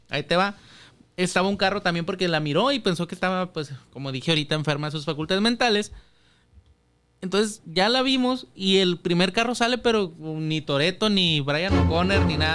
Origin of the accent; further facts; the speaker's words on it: Chile; Yo eh, soy de Chile, yo te sigo el rollo.